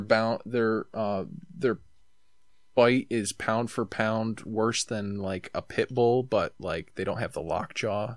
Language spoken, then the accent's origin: English; New York, United States; I'm from New York